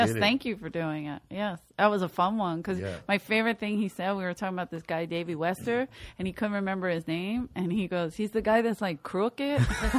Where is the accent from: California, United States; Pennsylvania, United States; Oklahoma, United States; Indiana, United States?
Pennsylvania, United States; Philadelphia; moved away; I say I'm from Philly, right?